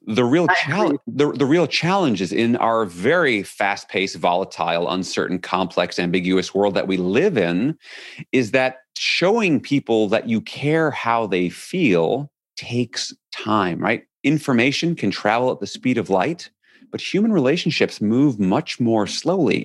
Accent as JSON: {"language": "English", "town": "New York City", "region": "New York", "country": "United States", "tie": "born or raised there", "said": "I grew up in New York City"}